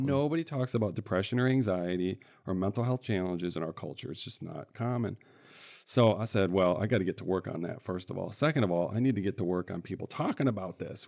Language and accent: English; central Michigan, United States; I grew up in the Midwest here in Michigan, in central Michigan, a couple different cities